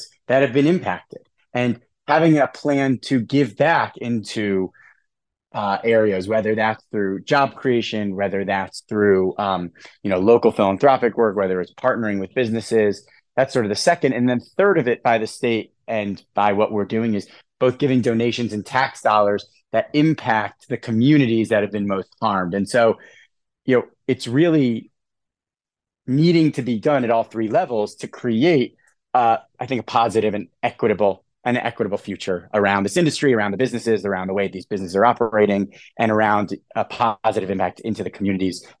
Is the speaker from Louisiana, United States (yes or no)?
no; Hartford, Connecticut, United States; our team is all from the Hartford area. We're all from Connecticut